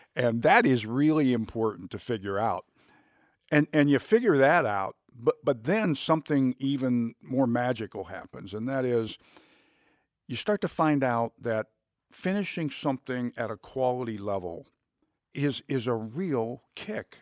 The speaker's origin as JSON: {"language": "English", "town": "Youngstown", "region": "Ohio", "country": "United States", "tie": "born or raised there", "said": "I grew up in Youngstown, Ohio"}